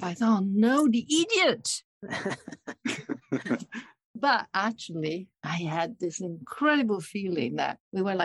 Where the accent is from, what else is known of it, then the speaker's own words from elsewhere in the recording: Milan, Lombardy, Italy; English is a second language; now in Bridgeport, United States; I was born and raised in Milan, Italy